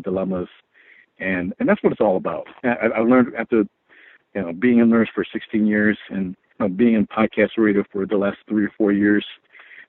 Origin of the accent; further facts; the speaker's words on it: United States; also born or lived in Philippines; as a Filipino child, you know, I'm an immigrant. Came to the United States when I was 4 years of age